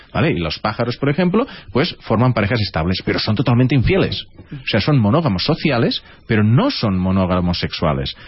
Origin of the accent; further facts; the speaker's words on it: southern Catalonia, Spain; accent: Tortosino Catalan; yo también soy del sur de Cataluña y mi catalán es como